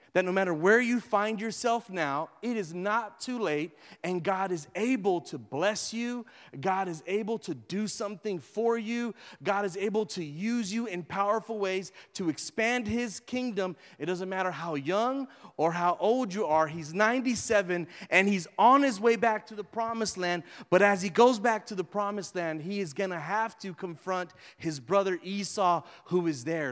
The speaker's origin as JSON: {"language": "English", "town": "Houston", "region": "Texas", "country": "United States", "said": "I'm from Greens Point"}